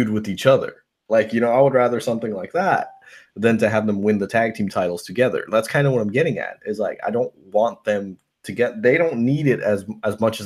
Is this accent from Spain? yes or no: no; New York, United States; now in Tampa, United States; where I was born in New York